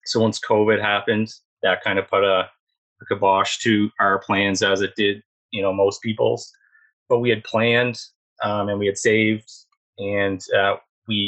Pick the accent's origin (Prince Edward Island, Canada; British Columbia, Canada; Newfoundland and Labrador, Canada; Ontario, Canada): Prince Edward Island, Canada; moved away; also born or lived in Alberta; I was originally from Prince Edward Island.